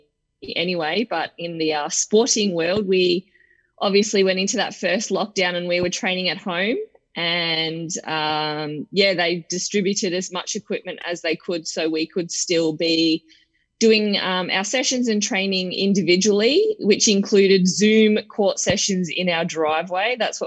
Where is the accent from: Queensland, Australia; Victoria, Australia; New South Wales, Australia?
Victoria, Australia; Anglesea; also born or lived in Geelong; I was born in Geelong and grew up in Anglesey. I spent 20 plus years living down there